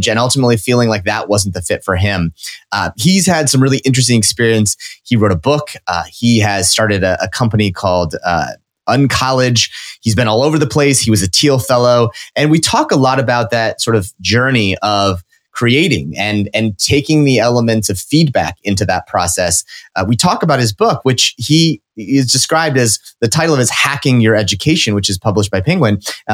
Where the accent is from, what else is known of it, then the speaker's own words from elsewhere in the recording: Nebraska, United States; I'm from Nebraska